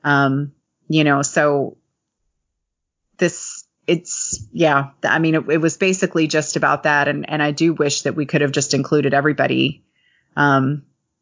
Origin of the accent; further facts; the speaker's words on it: Lexington, Kentucky, United States; the Lexington Cemetery, which is here in my hometown